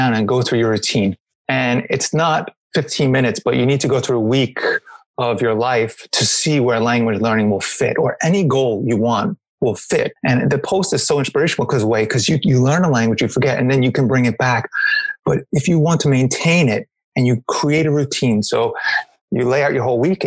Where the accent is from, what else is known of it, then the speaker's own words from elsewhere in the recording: New York, United States; I'm American, so I'm from New York